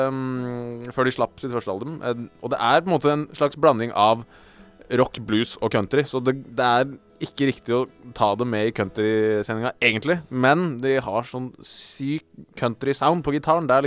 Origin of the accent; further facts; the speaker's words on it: Geilo, Buskerud, Norway; Jeg er fra Geilo.